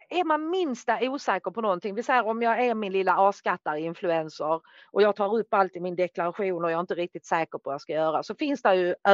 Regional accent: Norrland, Sweden; jag är norrlänning

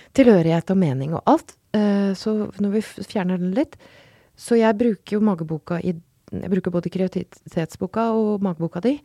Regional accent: Røros, Trøndelag, Norway; jeg kommer fra Røros

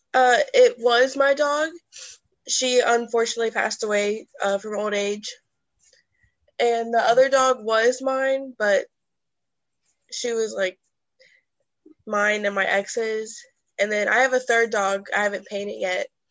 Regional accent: Erlanger, Kentucky, United States; moved away as an adult; now in Louisville, United States; I'm originally from Erlanger, Kentucky, which is right under Cincinnati. But right now, I'm living in Louisville, Kentucky

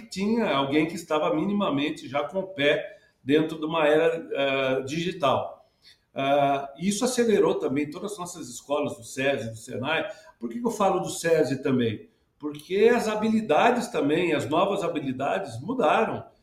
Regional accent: Santa Bárbara d'Oeste, São Paulo, Brazil; eu sou do interior do estado de São Paulo, lá de Santa Bárbara

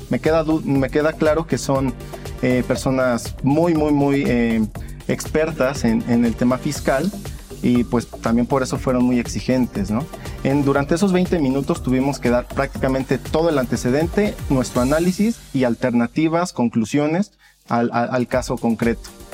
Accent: Mexico; como mexicanos

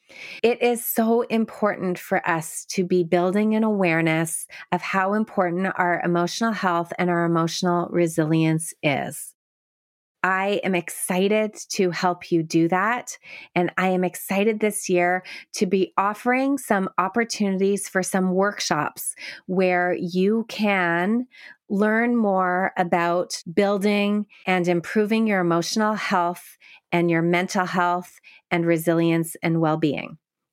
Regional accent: Canada; I am a Canadian speech therapist, only able to work with people within the province of Ontario.

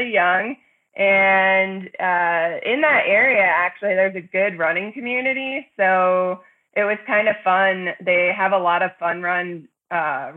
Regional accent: Pennsylvania, United States; also born or lived in Boulder, Colorado / Crested Butte, Colorado; now in Carbondale, United States; I'm actually from a small farm area in South Central Pennsylvania near Gettysburg

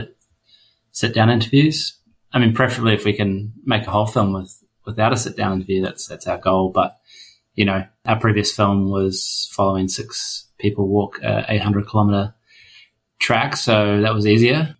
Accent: New Zealand; as a Kiwi

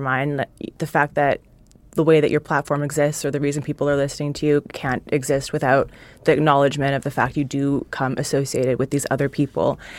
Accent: Canada; moved away; I grew up in Canada, hockey's, like, what everybody's supposed to play

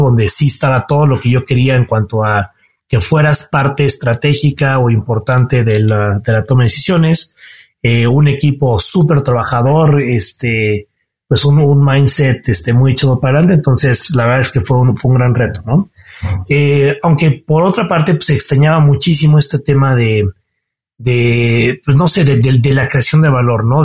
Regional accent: Cuernavaca, Morelos, Mexico; moved away as an adult; now in Mexico City, Mexico; soy chilango, mucho orgullo, aunque nací aquí en la Ciudad de México, pero de temprana edad viví en Cuernavaca. Entonces mi infancia y los formativos los pasé allá

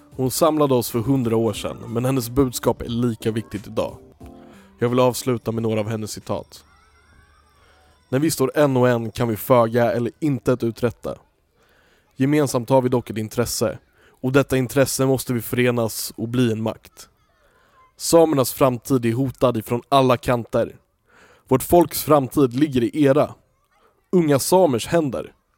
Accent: Stockholm, Stockholm County, Sweden; vi är ju uppvuxna i Stockholm

